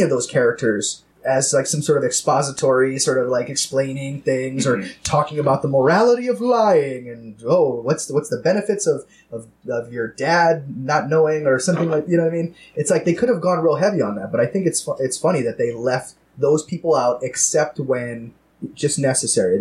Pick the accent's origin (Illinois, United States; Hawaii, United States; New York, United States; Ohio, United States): Hawaii, United States; Oahu; we're all from Hawaii, on from the island where it was filmed, Oahu